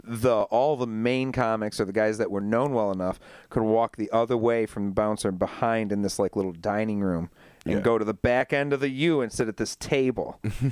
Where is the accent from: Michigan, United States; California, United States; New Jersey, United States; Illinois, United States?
Michigan, United States; Saginaw; now in Grand Rapids, United States; I came over from Saginaw, and it was for a job.